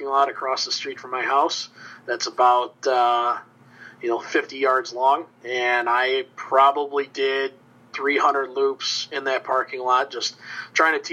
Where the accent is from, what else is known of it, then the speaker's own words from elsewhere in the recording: Joliet, Illinois, United States; now in Dubuque, United States; I grew up in Joliet, Illinois